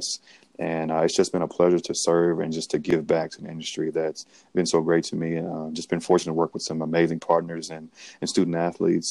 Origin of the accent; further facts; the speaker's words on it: Grenada, Mississippi, United States; I'm from Grenada, Mississippi, born and raised, a blue collar family.